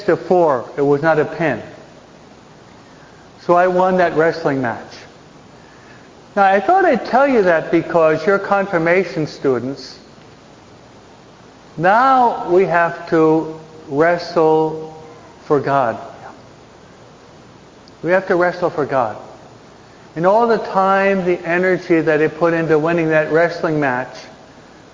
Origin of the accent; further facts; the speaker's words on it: East Coast, United States; now in California, United States; I'm from the East Coast